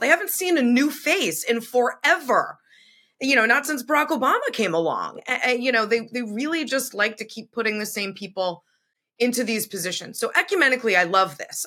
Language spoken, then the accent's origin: English; Massachusetts, United States; I grew up in Massachusetts, went to school right on the border